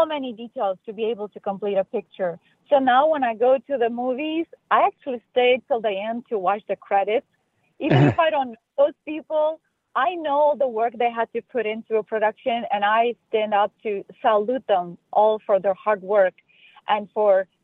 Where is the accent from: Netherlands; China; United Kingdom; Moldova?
Moldova; now in United States; I'm originally from Republic of Moldova. It's a smaller country in Eastern Europe